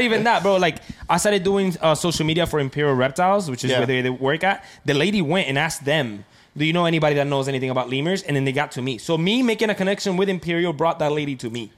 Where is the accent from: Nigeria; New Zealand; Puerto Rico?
Puerto Rico; moved away; I grew up in Puerto Rico mostly